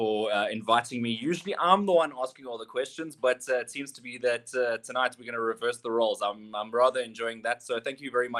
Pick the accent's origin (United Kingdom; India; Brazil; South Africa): South Africa; Johannesburg, Gauteng; also born or lived in Durban, KwaZulu-Natal; I'm actually from KwaZulu-Natal in Durban, then grew up for a great portion of my life in Johannesburg. And I attended Jeppe High School for Boys.